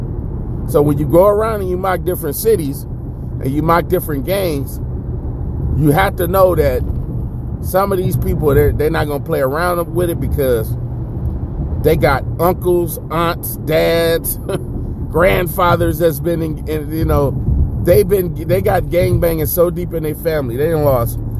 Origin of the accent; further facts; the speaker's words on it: Inglewood, California, United States; I'm from Inglewood